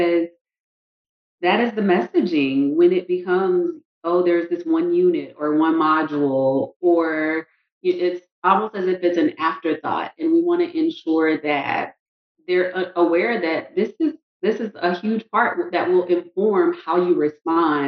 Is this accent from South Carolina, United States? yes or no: yes; South Carolina, United States; moved away as an adult; now in Tallahassee, United States; I'm from South Carolina, did my undergrad at South Carolina State University, and then ended up receiving a scholarship to come to FSU.